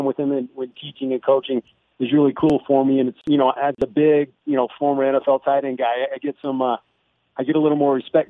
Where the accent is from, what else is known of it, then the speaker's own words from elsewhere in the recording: St. George, Utah, United States; I'm from St. George, Utah, and we moved back